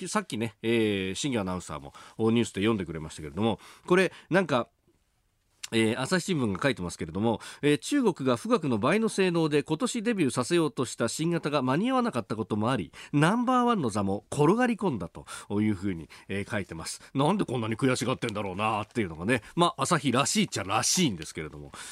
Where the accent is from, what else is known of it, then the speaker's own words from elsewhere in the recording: Yokosuka, Kanagawa, Japan; 私もあの基地の町横須賀で育ちましたんで